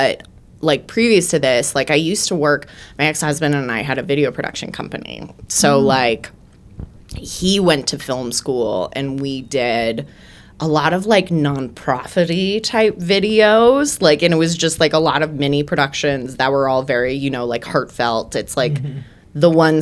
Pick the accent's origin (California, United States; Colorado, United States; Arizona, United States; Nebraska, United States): Colorado, United States; just west of Denver; moved away as an adult; also born or lived in Philadelphia / Seattle; I am from just west of Denver